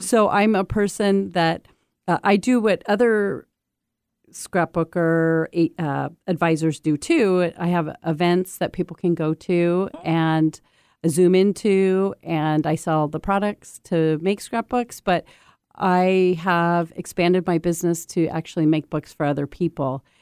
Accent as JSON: {"language": "English", "country": "United States", "also_born_or_lived": "Japan", "said": "I'm an American exchange student"}